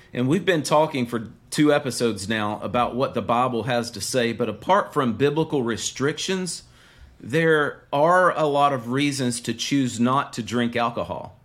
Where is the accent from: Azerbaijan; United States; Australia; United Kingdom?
United States; the South